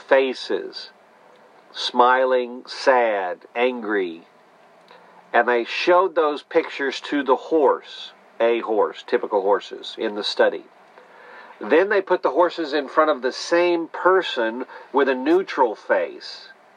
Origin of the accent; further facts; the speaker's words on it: Netherlands; now in Houston, United States; as I celebrate my Dutch history. And sure enough, King's Day. Midnight and I came from the Netherlands to America. We live now in Houston here.